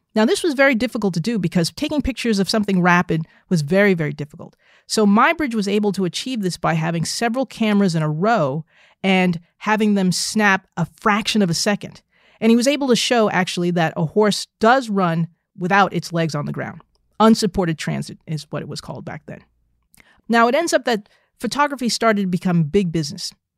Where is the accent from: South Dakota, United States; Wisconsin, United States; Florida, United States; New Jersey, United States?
New Jersey, United States; I was a nerdy little African-American girl growing up in New Jersey